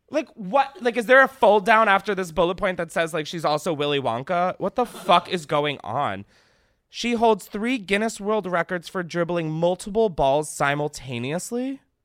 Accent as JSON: {"language": "English", "region": "East Coast", "country": "United States", "said": "I'm fucking from the East Coast. I live a state below New Jersey"}